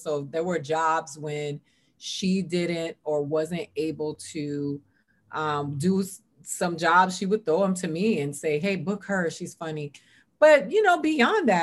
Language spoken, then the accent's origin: English; Miami, Florida, United States; also born or lived in New York; now in Los Angeles, United States; I grew up in Miami, Florida